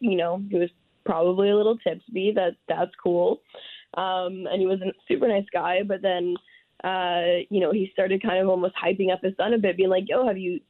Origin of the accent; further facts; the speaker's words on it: Toronto, Ontario, Canada; we realized we're both from Toronto